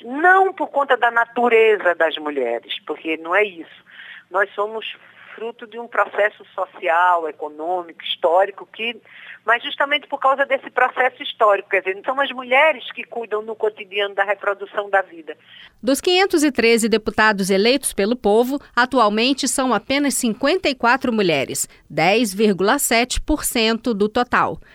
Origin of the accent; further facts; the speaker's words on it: Sweden; Portuguese is a second language; moved away as an adult; now in Brazil; Na Suécia, que é o meu país de origem